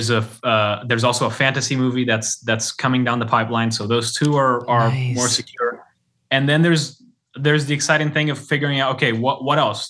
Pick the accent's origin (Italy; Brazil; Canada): Brazil; born or raised there; first language Portuguese; English is a second language; moved away